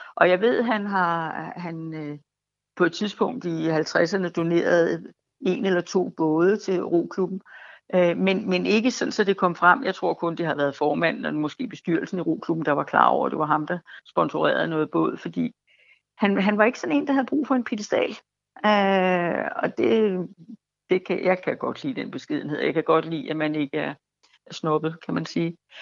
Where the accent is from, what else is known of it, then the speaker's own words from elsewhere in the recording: Fredensborg, Capital Region of Denmark, Denmark; jeg bor i mit barndomshjem, og det er 1 i Fredensborg